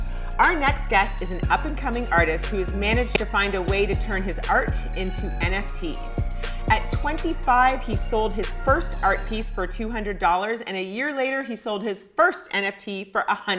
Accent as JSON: {"language": "English", "country": "Ghana", "said": "I'm Ghanaian."}